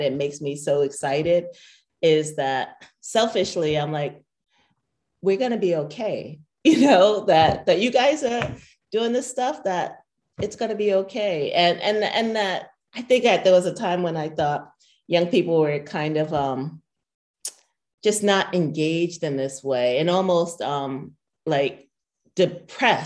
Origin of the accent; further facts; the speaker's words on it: Columbus, Ohio, United States; It's in Columbus. It's in my hometown.